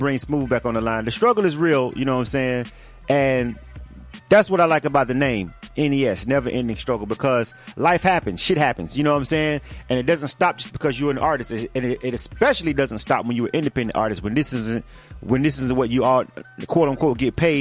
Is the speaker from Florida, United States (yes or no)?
yes; Florida, United States; I'm from Florida